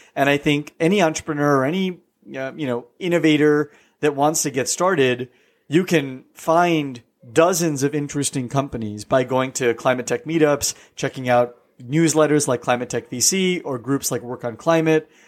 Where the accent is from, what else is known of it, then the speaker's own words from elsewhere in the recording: California, United States; moved away as an adult; also born or lived in East Coast, United States; I grew up in the West Coast in California, but then went to the East Coast for, uh, twelve years